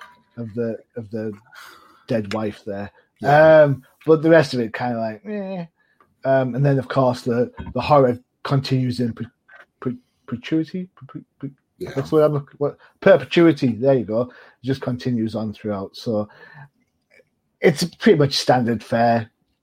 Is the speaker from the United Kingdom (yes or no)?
yes; United Kingdom; being a Brit